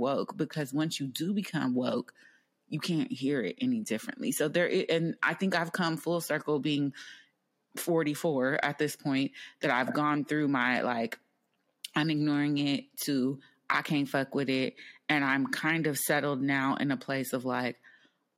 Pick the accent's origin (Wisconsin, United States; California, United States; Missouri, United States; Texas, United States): California, United States; Bay Area; moved away; I come from the Bay Area